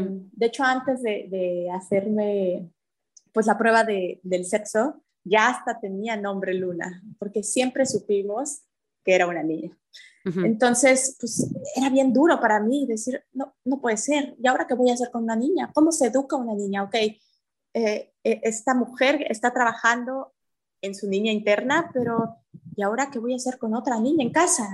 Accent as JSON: {"language": "Spanish", "region": "Mexico City", "country": "Mexico", "tie": "born or raised there", "moved": "as an adult", "lives_now": "Puerto Aventuras, Mexico", "said": "yo nací en la Ciudad de México y me acabo de venir hace una semana a vivir acá a Aventuras"}